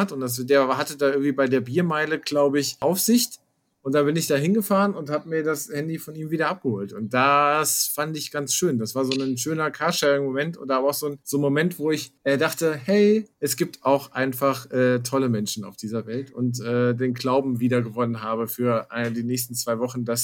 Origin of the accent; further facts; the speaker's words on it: Hesse, Germany; moved away as an adult; now in Berlin, Germany; allerdings komme ich aus ursprünglich aus Nordhessen